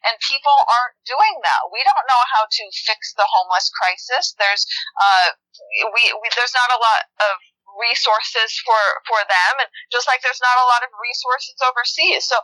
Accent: North Idaho, United States; moved away; I grew up in North Idaho

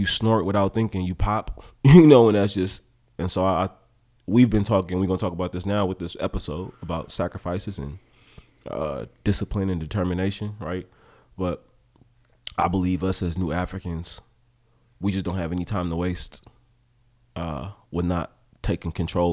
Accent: Oakland, California, United States; also born or lived in Humboldt; when I was growing up in Oakland

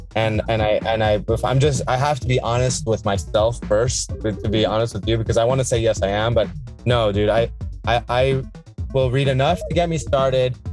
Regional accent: Iran; now in Laguna Beach, United States; I'm from Iran.

